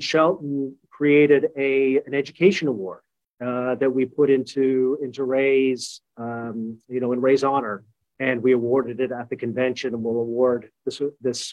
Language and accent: English; Canada; moved away; I am Canadian